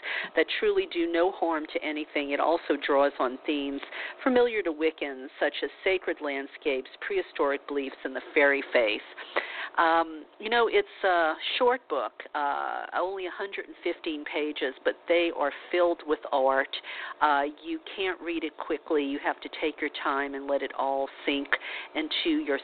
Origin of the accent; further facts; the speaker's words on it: New Orleans, Louisiana, United States; I grew up a Catholic in the Bible Belt of New Orleans